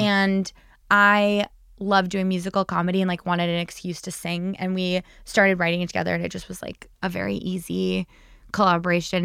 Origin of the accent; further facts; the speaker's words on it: New Jersey, United States; also born or lived in Chicago; now in New York, United States; I'm from New Jersey